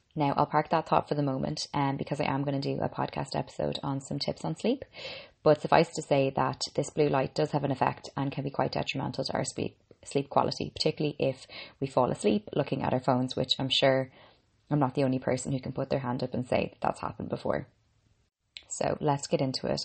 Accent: Ireland; I'm an Irish girl

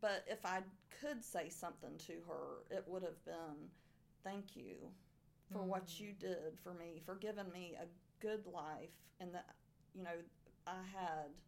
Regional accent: Arcadia, Florida, United States; born or raised there; accent: southern

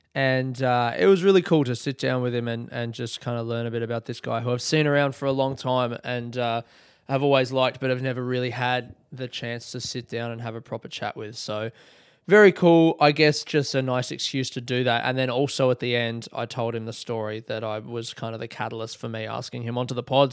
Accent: Adelaide, South Australia, Australia; I grew up in Adelaide

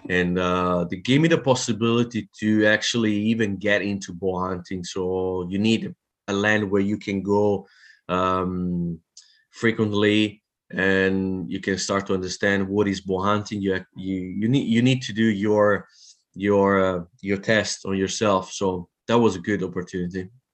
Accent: Italy; also born or lived in France; now in New Zealand; I'm from Italy, moved to France

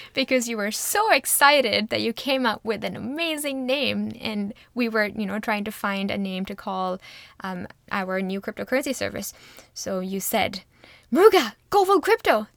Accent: India; moved away as an adult; now in Canada; I grew up in India, and I moved to Canada six years ago.

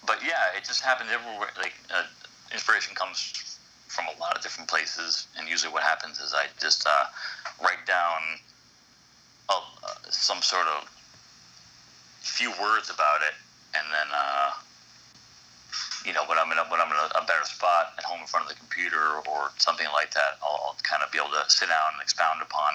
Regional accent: Shrewsbury, Massachusetts, United States; also born or lived in Boston; I was born in Boston and raised in Shrewsbury, Massachusetts.

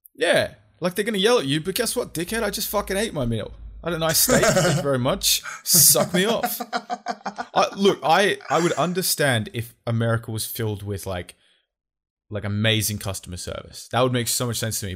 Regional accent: Australia; we're actually from Australia

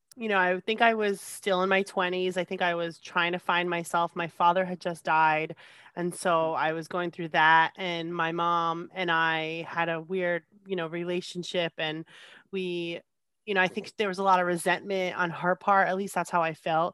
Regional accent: New Jersey, United States; moved away as an adult; now in California, United States; I grew up in New Jersey most of my life

